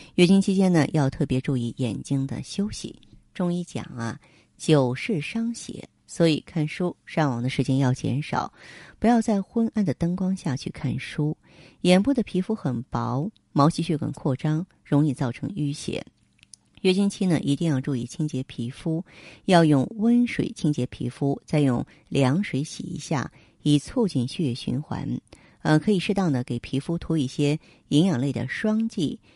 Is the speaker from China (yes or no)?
yes; northern China, China; 我们是北方人。北方人啊，咱们这个光照时间跟那个亚热带南方，它是不一样的